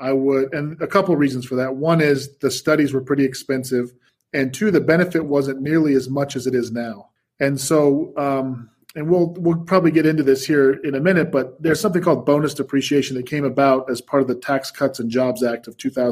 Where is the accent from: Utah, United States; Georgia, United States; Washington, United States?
Utah, United States; Salt Lake City; moved away as an adult; also born or lived in New York; I was born and raised here in Salt Lake